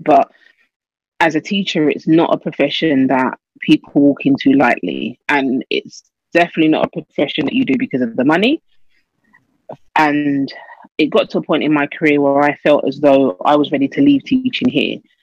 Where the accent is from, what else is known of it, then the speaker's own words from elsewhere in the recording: London, United Kingdom; moved away as an adult; also born or lived in Nassau, Bahamas; was born and bred in London